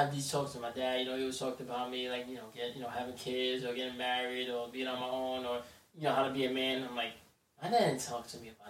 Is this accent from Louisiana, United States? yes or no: no; Passaic, New Jersey, United States; I'm from Passaic, New Jersey.